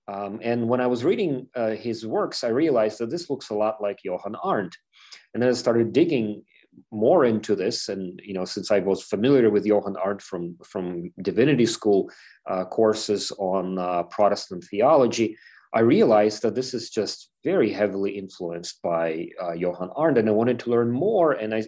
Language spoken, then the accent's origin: English; Ukraine; And of course, I'm from Ukraine, so this is a very familiar subject to me, but I wanted to learn more.